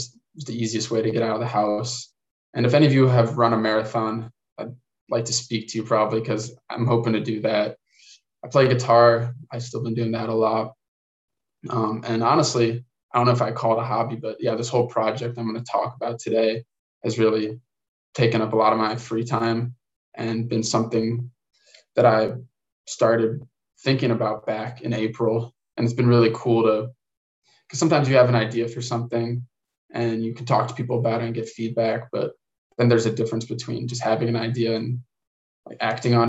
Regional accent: Illinois, United States; I'm from Illinois

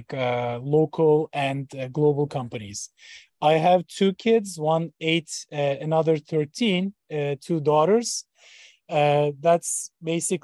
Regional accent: Ankara, Turkey; moved away as an adult; also born or lived in Boston, United States / Switzerland; now in Columbus, United States; So I was born in Ankara, Turkey. That was my hometown for 20 years.

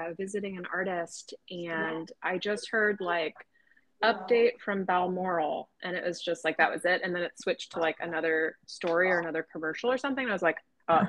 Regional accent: Canada; I have dual citizenship, I'm Canadian

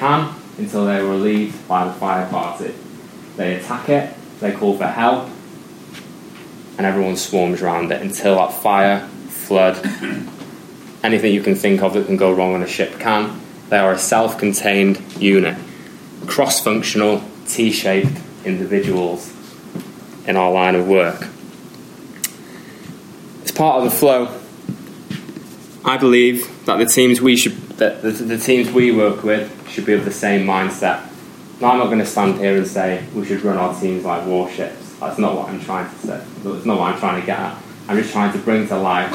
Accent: United Kingdom; we're British

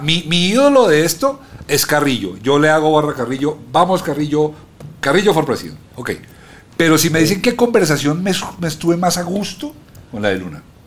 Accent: Colombia; somos muy cachacos

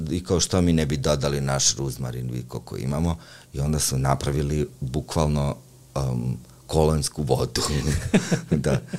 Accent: Užice, Zlatibor District, Serbia; ja sam čovjek seljak iz Užica

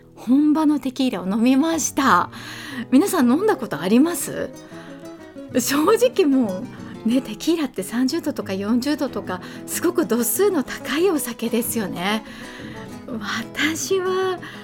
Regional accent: Kanazawa, Ishikawa, Japan; also born or lived in Tokyo; 私は金沢生まれの金沢育ちです。小中高ここで過ごして

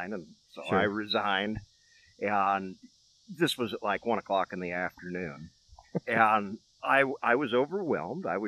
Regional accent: Nichols, Iowa, United States; born or raised there; also born or lived in Wyoming / Colorado Springs

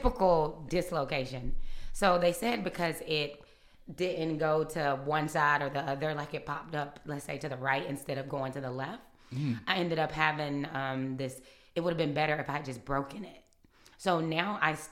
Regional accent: Greenville, South Carolina, United States; also born or lived in Simpsonville / Atlanta; I am originally from Greenville. I lived here until, let's see, I moved to Atlanta for college in 2009

